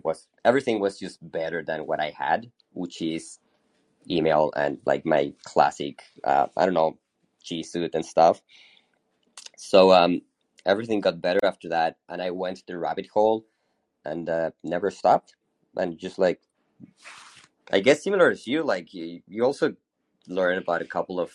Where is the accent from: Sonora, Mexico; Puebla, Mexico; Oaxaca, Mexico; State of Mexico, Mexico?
Sonora, Mexico; Hermosillo; now in Mexico City, Mexico; I'm originally from Mexico. I was actually born in the north of Mexico in a small town called Hermosillo, Sonora, pretty close to the U.S., but I've been living in Mexico City for the past 20 years or so.